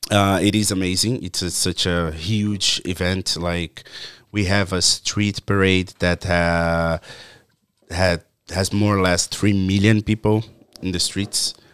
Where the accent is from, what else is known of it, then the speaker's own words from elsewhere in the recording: Brazil; English is a second language; moved away as an adult; Uh, also, but I started producing like just a little bit before I moved from Brazil. Uh, so when we are starting to, to do more parties, I had to leave. So then uh, we also my friend that was producing with me, he also moved from my town.